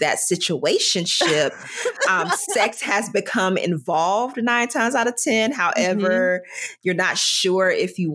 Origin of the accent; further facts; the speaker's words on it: the South, United States; I grew up in the South